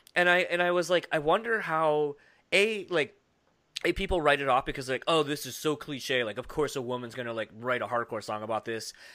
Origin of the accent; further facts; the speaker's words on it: Midwest, United States; I grew up in the Midwest